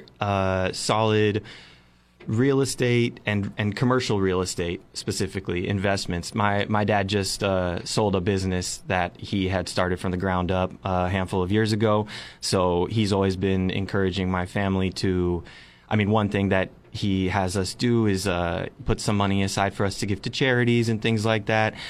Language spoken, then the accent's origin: English; San Diego, California, United States; now in Morro Bay, United States; I'm born and raised in San Diego, California, and went to film school down there